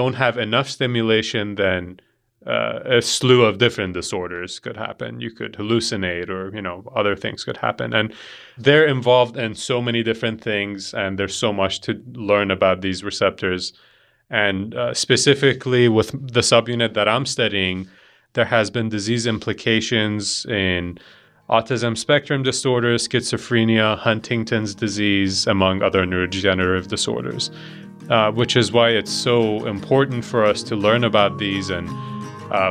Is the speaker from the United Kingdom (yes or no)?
no; Iran; now in Montana, United States; I'm from Iran. I came here about 11, 12 years ago